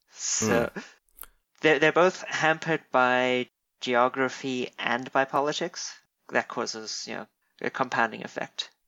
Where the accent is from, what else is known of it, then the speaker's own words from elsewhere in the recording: South Africa; moved away as an adult; now in United States; I'm I'm a South African.